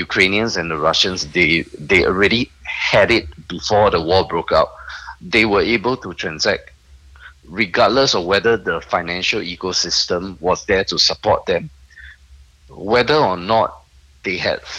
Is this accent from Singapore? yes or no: yes; Singapore; I'm a Singaporean